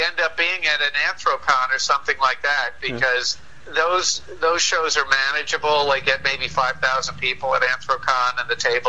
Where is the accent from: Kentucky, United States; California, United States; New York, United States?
New York, United States; Long Island; I grew up on Long Island.